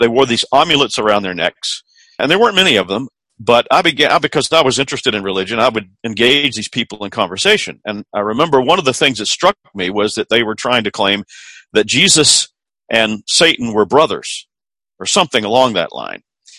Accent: Columbia, South Carolina, United States; moved away; I'm originally from Columbia, South Carolina

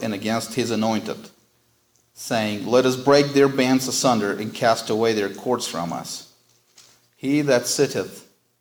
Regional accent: United States; as Americans and American Christians

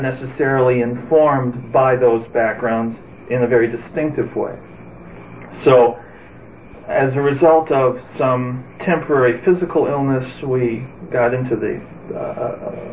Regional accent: Detroit, Michigan, United States; also born or lived in Israel; we settled in the Detroit area, and I grew up in a home

